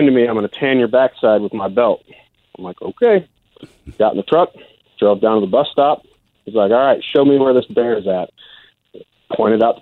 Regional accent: Alaska, United States; I grew up in Alaska

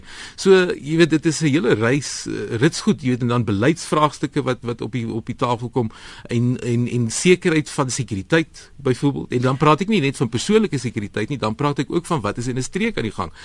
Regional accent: South Africa; as Suid-Afrikaners

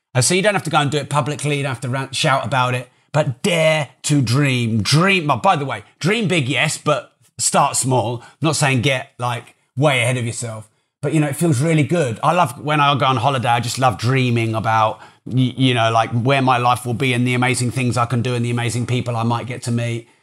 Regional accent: Peterborough, East of England, United Kingdom; I'm from Peterborough

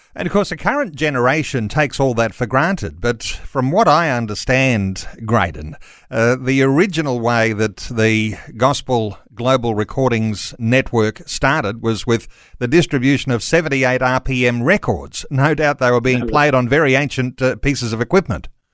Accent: Australia; as English speaking Aussies

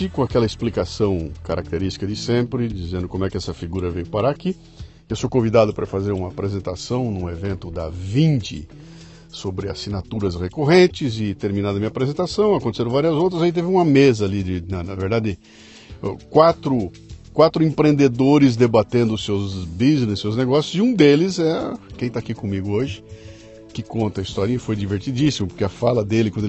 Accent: São Paulo, Brazil; accent: paulista; Eu nasci em São Paulo, capital.

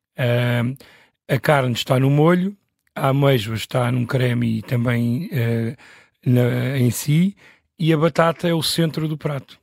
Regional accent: Lisbon, Portugal; aqui no bairro de Alvalade, onde eu nasci

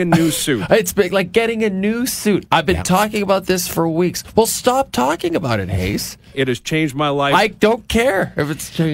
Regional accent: Athabasca, Alberta, Canada; born or raised there; moved away

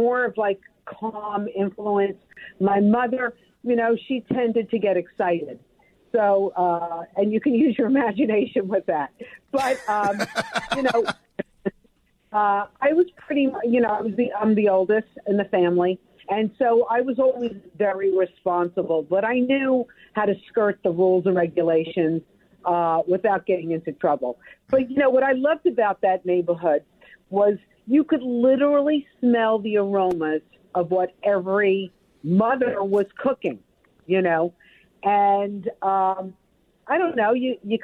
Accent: Brooklyn, New York, United States; also born or lived in Atlanta; I have great, great memories growing up in Brooklyn

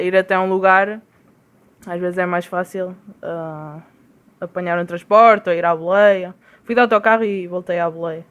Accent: Portugal; moved away as an adult; faz como três meses, quase quatro, que estou que saí de Portugal

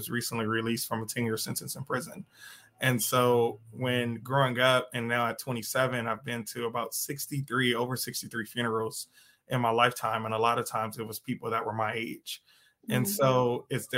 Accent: Compton, California, United States; also born or lived in Watts, Los Angeles; born and raised in Compton and Watts, I claimed them both because both was very pivotal in my life. We moved from the projects when I was in third grade and moved to Compton and then lived there ever since then.

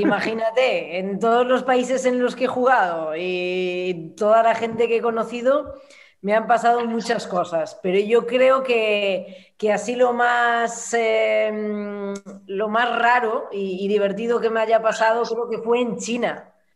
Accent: Santiago de Compostela, Galicia, Spain; moved away; Yo soy gallega, soy de Santiago, y desde que me fui de, Galicia

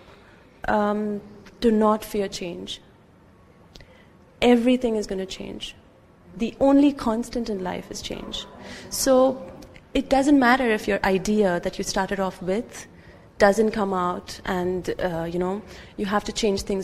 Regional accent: India; now in United Arab Emirates; I'm from India.

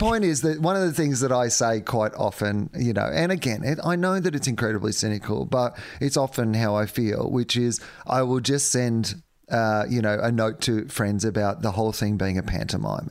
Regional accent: Australia; as an Australian public

